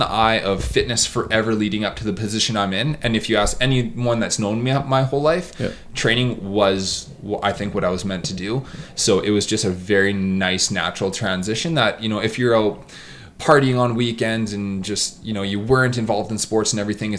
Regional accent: Edmonton, Alberta, Canada; also born or lived in Vernon, BC; my hometown is Edmonton

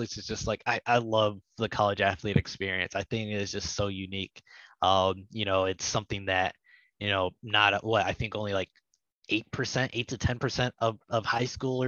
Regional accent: Toledo, Ohio, United States; I grew up in Toledo

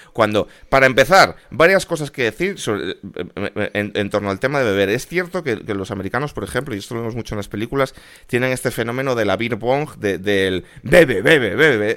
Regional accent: Spain; como español

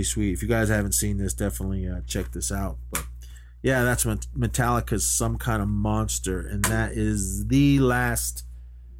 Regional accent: Oakland, California, United States; I was born and raised in Oakland

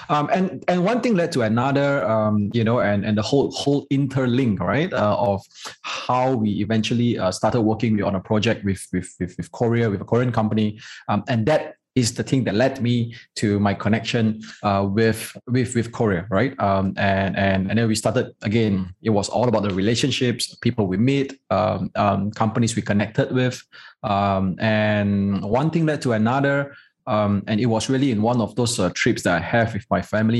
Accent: Malaysia; The Chinese in Malaysia, the Malaysian Chinese, most of the time, or rather all the time, we are a prouder Malaysian

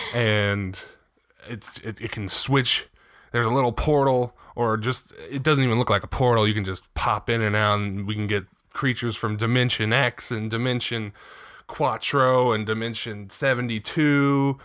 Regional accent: Riverside, California, United States; born or raised there

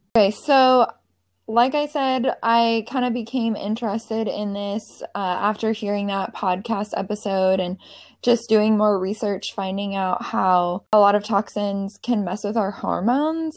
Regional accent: Seattle, Washington, United States; moved away as an adult; now in Charleston, United States; I'm from the Seattle area.

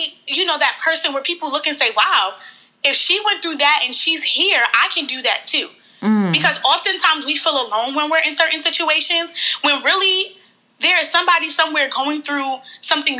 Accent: New York City, New York, United States; moved away as an adult; now in Baltimore, United States; I was born and raised in New York between the Bronx and Harlem

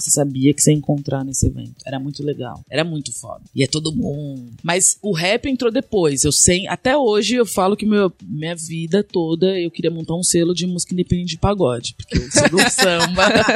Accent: São Paulo, Brazil; also born or lived in Vila Mariana, São Paulo; Eu cresci muito criança na Leandro de Itaquera

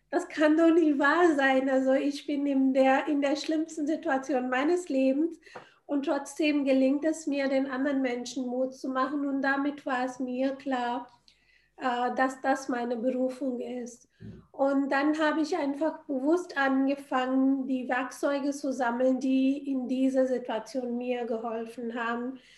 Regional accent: India; Ich bin in Indien aufgewachsen.

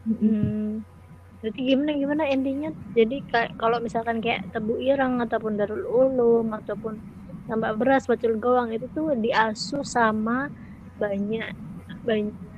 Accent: Java, Indonesia; aku orang Jawa yang sehari-hari ngomong bahasa Jawa

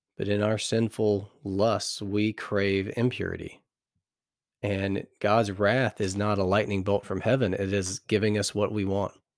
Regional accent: United States; accent: American; my American accent

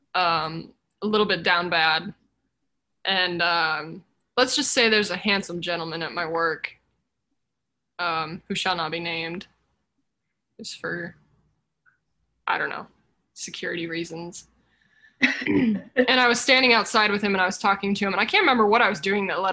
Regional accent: Colorado, United States; I grew up in Colorado, so it would snow.

